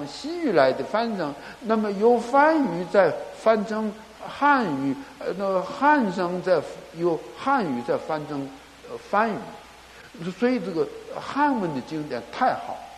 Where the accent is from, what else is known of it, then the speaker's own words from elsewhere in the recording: Northeast China, China; now in Taiwan; 我今生身为中国人呐，啊，那么呃。从东北到华北，华北到华中、华南，一直来到台湾哈，很觉得不幸啊，颠沛流离呀。